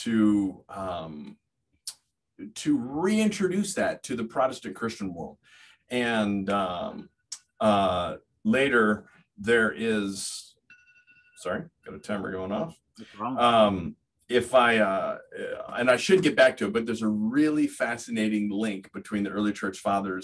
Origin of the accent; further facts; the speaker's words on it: California, United States; moved away as an adult; also born or lived in Fresno, California; now in Steubenville, Ohio, United States; I grew up in California. We're California natives, myself, my wife, my parents, her parents, and for many generations